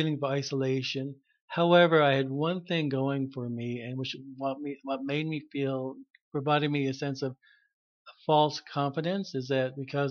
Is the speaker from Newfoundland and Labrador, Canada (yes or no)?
yes; Harbour Grace, Newfoundland and Labrador, Canada; now in Mount Pearl, Canada; I'm from Newfoundland, a small town in Harbor Grace. And I was raised in a Catholic family.